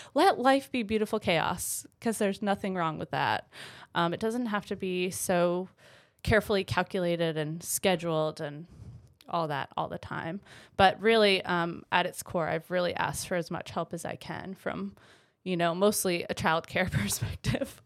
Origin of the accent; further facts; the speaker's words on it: Vermont, United States; moved away as an adult; also born or lived in Greensboro, North Carolina; I'm originally from Vermont. I, uh, grew up there, um, for about twenty-four years.